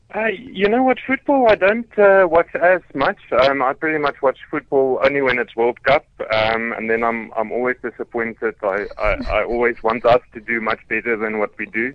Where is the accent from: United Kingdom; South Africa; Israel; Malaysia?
South Africa; Free State; now in Johannesburg, South Africa; I grew up in the Free State, I still support the the Free State rugby team